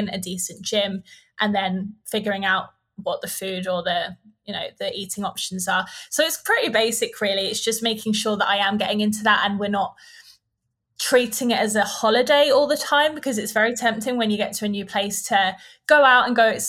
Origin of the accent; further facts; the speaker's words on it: United Kingdom; moved away as an adult; also born or lived in Bali; I wouldn't want to live back in the UK